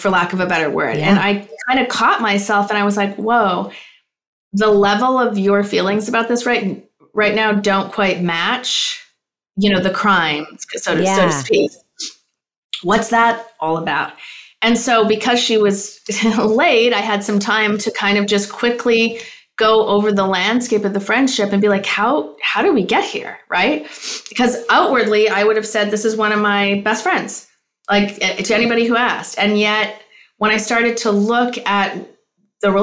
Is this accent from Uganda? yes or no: no; Canada; now in Los Angeles, United States; I'm a Canadian living in Los Angeles and Venice Beach, actually.